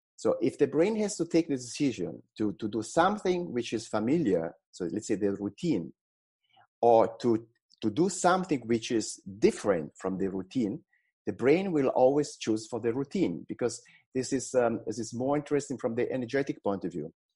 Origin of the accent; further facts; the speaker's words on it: Tuscany, Italy; I was born in Italy in a in a small village on on the sea in Tuscany